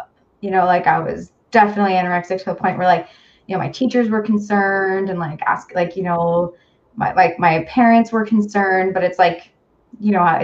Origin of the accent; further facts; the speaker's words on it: hometown near North Bay, Ontario, Canada; also born or lived in North Bay, Ontario; Back then I lived in my hometown where I grew up, and then moved to North Bay